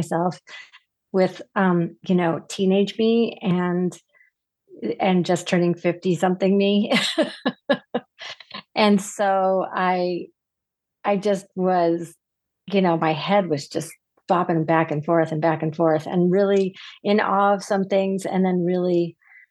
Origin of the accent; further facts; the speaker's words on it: Syracuse, New York, United States; I was growing up in Syracuse, New York